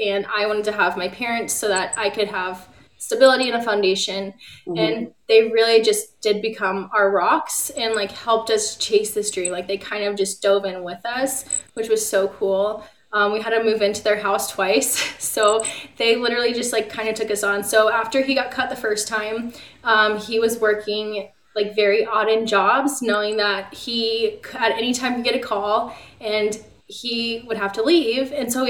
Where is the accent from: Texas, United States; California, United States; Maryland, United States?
Maryland, United States; also born or lived in Puerto Rico / Alabama / Virginia / Florida; And so I was born in Puerto Rico, and then we lived in Alabama, Virginia, Florida, and then Maryland. And Maryland's where I went to high school, 7th through high school